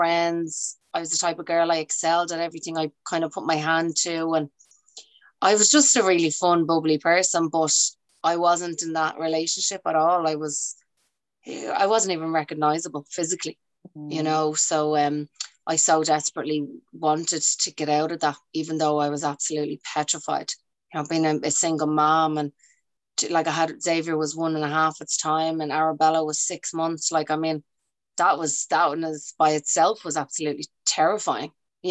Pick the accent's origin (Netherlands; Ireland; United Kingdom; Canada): Ireland; Dublin, Leinster; I grew up in Ballymun